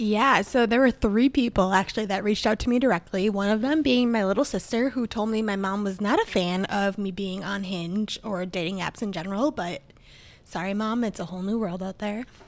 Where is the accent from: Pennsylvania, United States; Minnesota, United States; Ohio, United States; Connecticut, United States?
Minnesota, United States; accent: Minnesotan; my Minnesotan accent